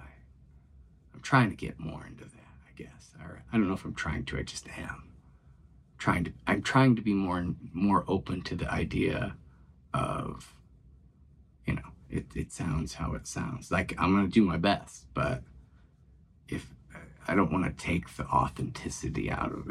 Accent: Pontiac, United States; it's Pontiac, my hometown.

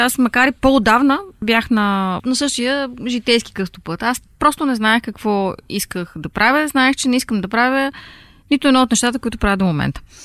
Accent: Bulgaria; moved away as an adult; also born or lived in Munich; аз съм от България и уча във вашата винена академия

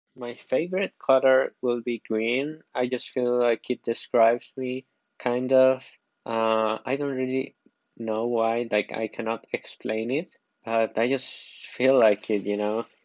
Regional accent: Costa Rica; I am from Costa Rica

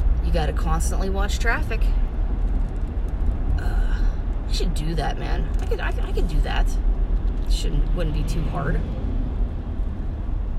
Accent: Canonsburg, United States; my hometown right here, my little slice of heaven called Cannonsburg

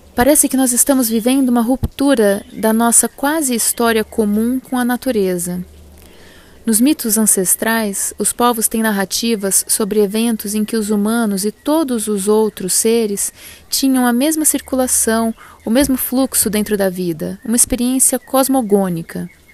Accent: Brazil; somos brasileiros também

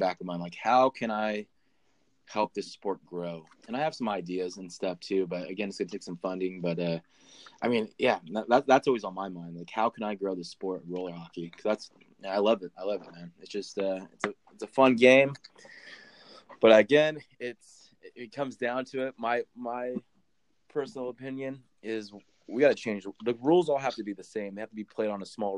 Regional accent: California, United States; born or raised there

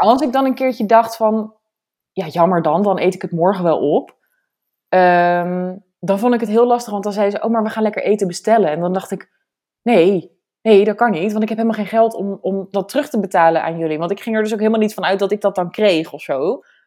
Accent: area around Zeist, Utrecht, Netherlands; moved away as an adult; de omgeving van waar ik vandaan kom

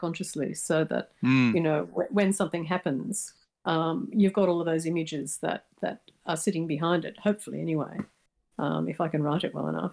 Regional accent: Australia; I'm Australian

